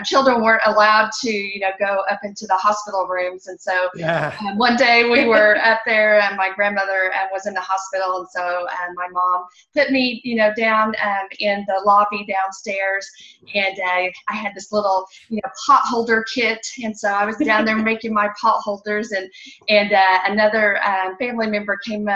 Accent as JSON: {"language": "English", "region": "Oklahoma", "country": "United States"}